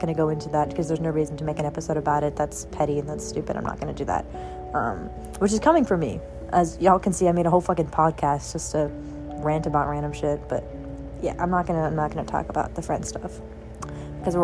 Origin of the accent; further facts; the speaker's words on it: Louisiana, United States; I'm from Louisiana